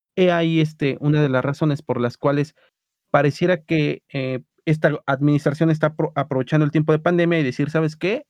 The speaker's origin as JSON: {"language": "Spanish", "region": "Mexico City", "country": "Mexico", "said": "como buen defeño que soy"}